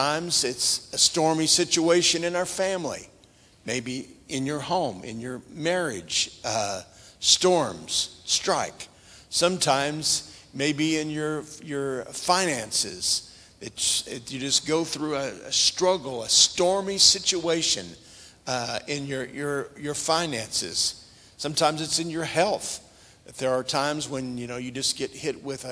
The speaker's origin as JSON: {"language": "English", "town": "Tulsa", "region": "Oklahoma", "country": "United States", "tie": "born or raised there", "moved": "yes", "said": "I was raised in Oklahoma, in the Tulsa area"}